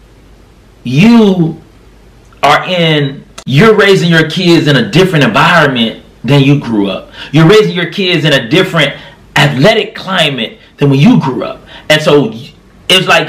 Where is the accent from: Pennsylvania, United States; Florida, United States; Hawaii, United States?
Florida, United States; now in Tennessee, United States; I live in Tennessee, but I was raised in Florida